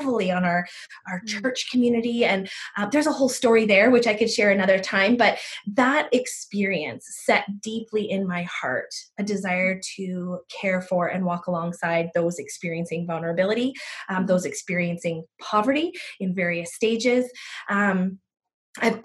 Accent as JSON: {"language": "English", "country": "United States", "tie": "born or raised there", "moved": "yes", "lives_now": "Abbotsford, Canada", "said": "I grew up in the States"}